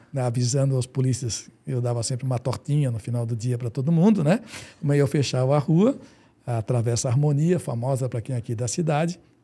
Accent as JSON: {"language": "Portuguese", "town": "Florianópolis", "region": "Santa Catarina", "country": "Brazil", "tie": "born or raised there", "said": "eu sou manezinho da gema"}